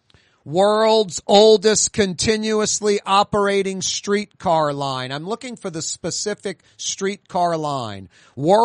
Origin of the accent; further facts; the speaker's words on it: New Orleans, Louisiana, United States; As a Catholic boy, born and raised in New Orleans